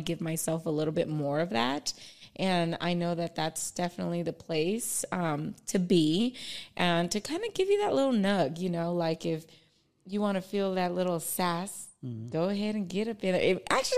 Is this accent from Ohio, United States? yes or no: no; Palmdale, California, United States; "Oh, I'm from Palmdale." You know, so proud.